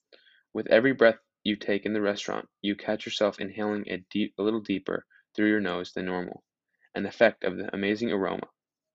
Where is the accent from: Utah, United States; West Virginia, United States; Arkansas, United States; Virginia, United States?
Utah, United States; Park City; moved away; I was born and raised in Park City and have had the privilege of experiencing multiple years in the town.